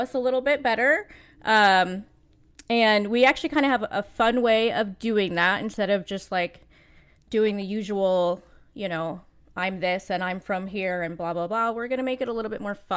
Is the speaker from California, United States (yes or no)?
yes; California, United States; now in Las Vegas, United States; I was born in California. I live in Las Vegas